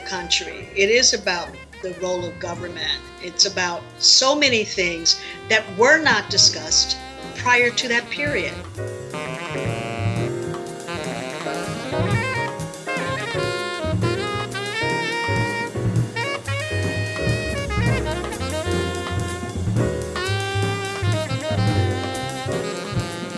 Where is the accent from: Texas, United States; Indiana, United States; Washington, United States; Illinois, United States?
Illinois, United States; Chicago; I'm not from a country, I'm from Chicago.